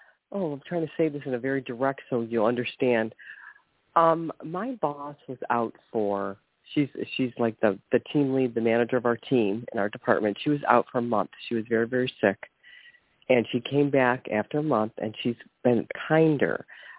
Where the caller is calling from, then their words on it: Ohio, United States; from Ohio. Happy holidays.